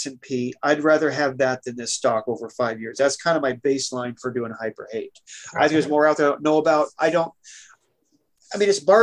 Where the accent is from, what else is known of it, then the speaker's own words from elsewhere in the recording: Oregon, United States; I'm from Oregon